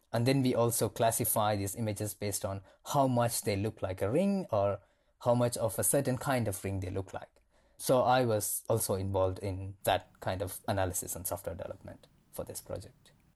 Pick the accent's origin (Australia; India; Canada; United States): India; moved away as an adult; also born or lived in Cape Town, South Africa; now in Johannesburg, South Africa; I am originally from India.